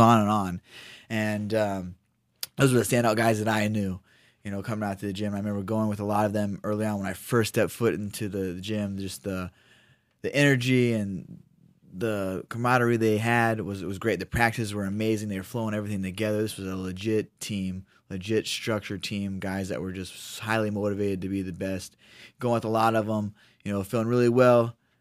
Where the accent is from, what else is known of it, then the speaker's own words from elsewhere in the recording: Ohio, United States; moved away as an adult; now in Sacramento, United States; I'm from Ohio, I'm, you know, Midwest